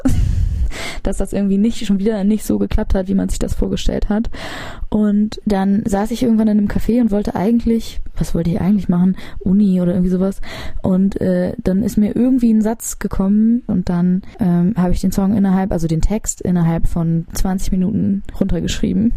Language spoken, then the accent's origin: German; Hamburg, Germany; Ich bin relativ im Zentrum aufgewachsen